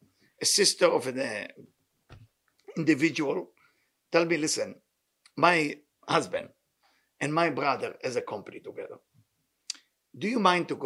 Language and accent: English; Israel; I came from Israel.